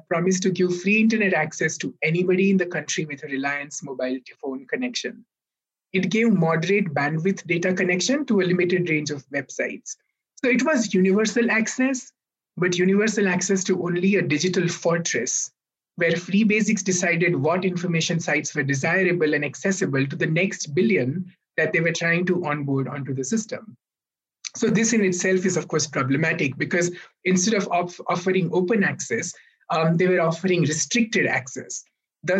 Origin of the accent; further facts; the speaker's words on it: India; both of us come from India